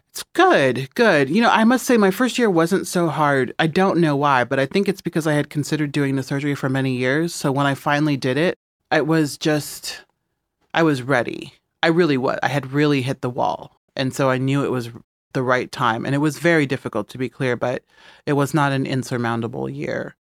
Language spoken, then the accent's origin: English; Midwest, United States; moved away; also born or lived in Los Angeles / New York; I'm from the Midwest, and so when I go back to the Midwest